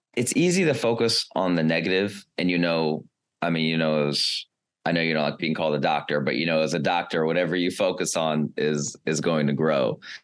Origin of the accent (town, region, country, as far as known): United States